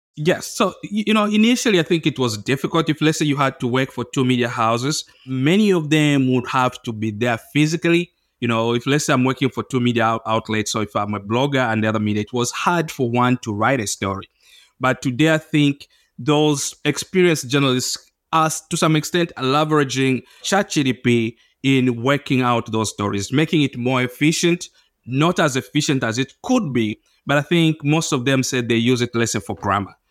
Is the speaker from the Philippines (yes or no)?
no; Zambia; I'm from Zambia